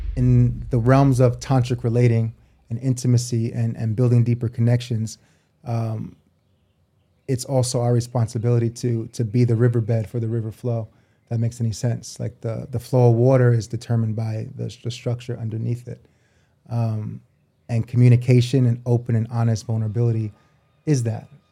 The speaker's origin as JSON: {"language": "English", "region": "New York", "country": "United States", "also_born_or_lived": "New Jersey / Japan / Australia", "moved": "as an adult", "said": "I'm from New York originally, um, between there and Jersey"}